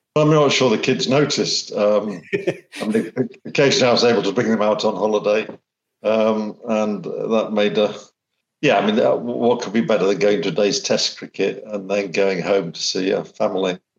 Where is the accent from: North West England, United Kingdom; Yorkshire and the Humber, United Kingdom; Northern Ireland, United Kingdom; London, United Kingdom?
Yorkshire and the Humber, United Kingdom; Sheffield; moved away; also born or lived in Australia; I was born in Sheffield